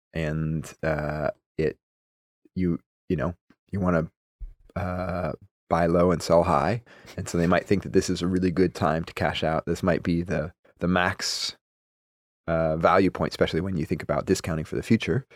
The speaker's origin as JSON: {"language": "English", "town": "Madison", "region": "Wisconsin", "country": "United States", "tie": "born or raised there", "moved": "yes", "lives_now": "Oregon, United States", "said": "I grew up in Madison, Wisconsin."}